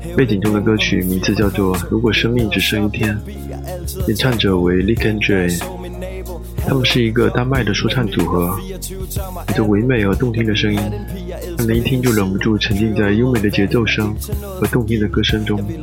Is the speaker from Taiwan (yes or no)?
no; China; 我们中国人